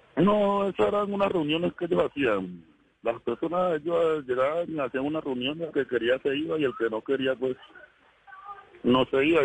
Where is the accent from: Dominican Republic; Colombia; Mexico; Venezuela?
Colombia; El Doncello, Caquetá; moved away as an adult; now in Cali, Colombia; Yo vivía en el Caquetá. Yo nací en el Caquetá.